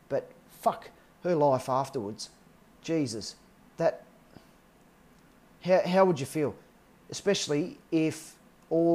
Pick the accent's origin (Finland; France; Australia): Australia; I'm Australian